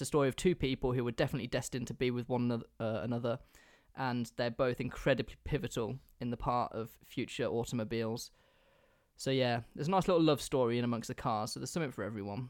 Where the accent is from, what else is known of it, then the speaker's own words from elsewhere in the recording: England, United Kingdom; I'm English